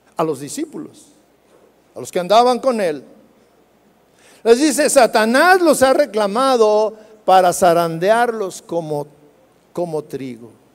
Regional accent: Jalisco, Mexico; nosotros los jalisquillos, hablamos cantando

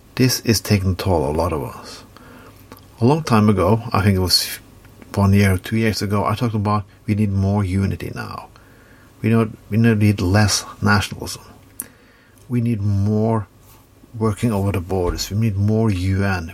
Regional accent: Norway

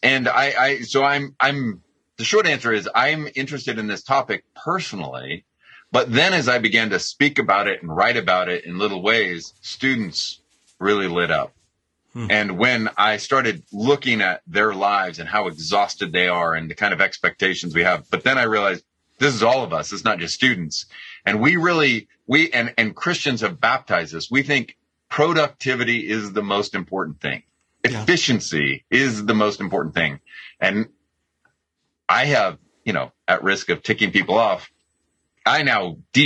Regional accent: United States; I'm an American

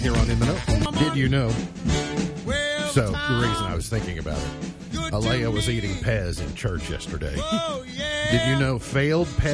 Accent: Kentucky, United States; I'm proud to be a Kentuckian

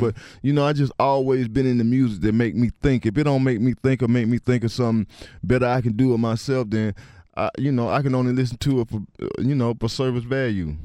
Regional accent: East Point, Georgia, United States; I'm from East Point

